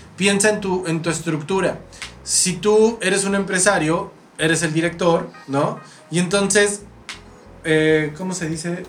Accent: Mexico

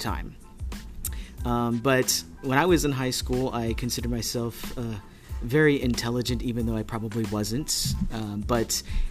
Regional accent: Alice, Texas, United States; I grew up in Alice, Texas

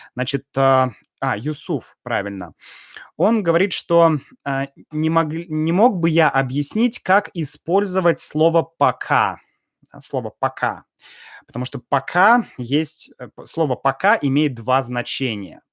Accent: Russia; я и так из России

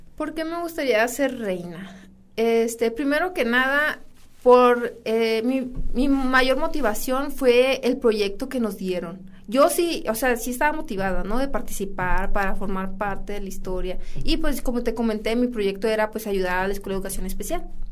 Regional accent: San Buenaventura, Coahuila, Mexico; Que estoy orgullosa de ser de San Buena.

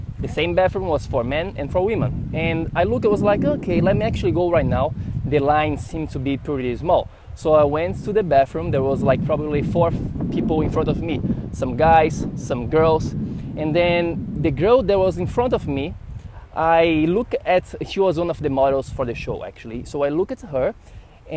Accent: Florianópolis, Santa Catarina, Brazil; accent: Brazilian; English is a second language; moved away as an adult; also born or lived in São Paulo; now in New York City, United States; I've lived in São Paulo, in Florianópolis, my hometown, and then I moved to New York City

